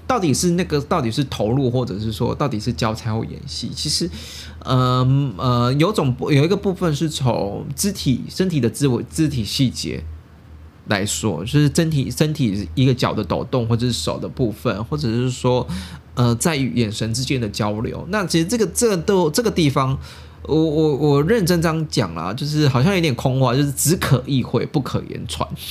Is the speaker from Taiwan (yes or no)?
yes; Taiwan; 也是我们台湾人去挖宝家拍的